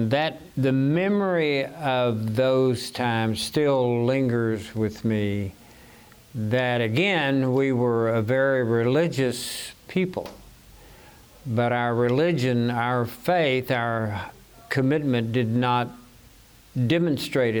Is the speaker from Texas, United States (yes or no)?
no; Arkansas, United States; I grew up in the South in Arkansas